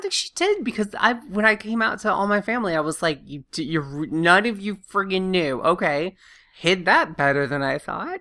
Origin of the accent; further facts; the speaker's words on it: the South, United States; growing up in the South